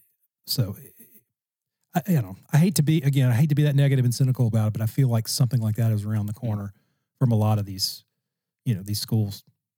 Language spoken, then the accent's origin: English; Louisiana, United States; I'm from Louisiana.